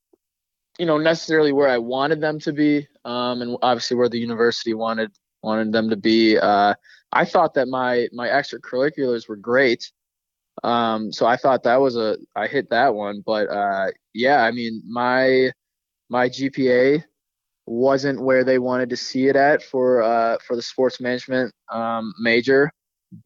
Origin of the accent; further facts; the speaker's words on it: Madison, Wisconsin, United States; moved away as an adult; now in Minneapolis, United States; I lived here till I was about six, and, you know, me and my dad, me and my brother, we would come down to the university